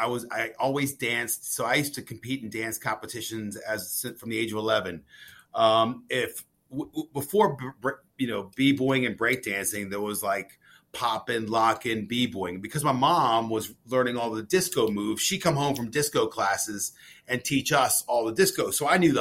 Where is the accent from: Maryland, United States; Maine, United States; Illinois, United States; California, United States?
Maryland, United States; I'm from Maryland